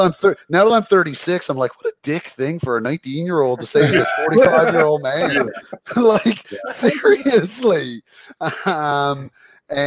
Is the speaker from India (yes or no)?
no; Carbonear, Newfoundland and Labrador, Canada; I'm not from St. John's, I'm from Carbonear, small town.